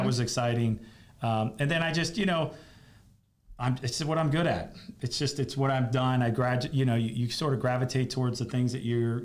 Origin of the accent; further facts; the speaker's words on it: Fort Lauderdale, Florida, United States; moved away; I grew up in Fort Lauderdale